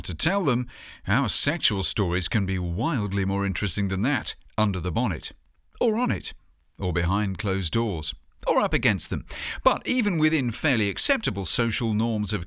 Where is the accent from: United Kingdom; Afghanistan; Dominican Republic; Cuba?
United Kingdom; my home country